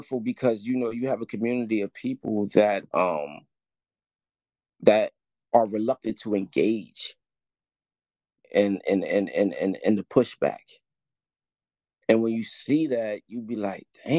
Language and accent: English; Wilmington, Delaware, United States; I was born and raised in Southbridge